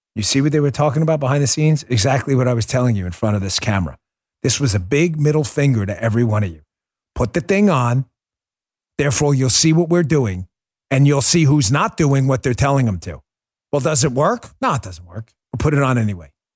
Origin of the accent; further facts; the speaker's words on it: New York City, New York, United States; I grew up in New York City